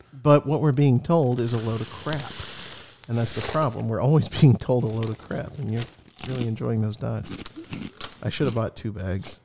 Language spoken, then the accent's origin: English; United States; as an American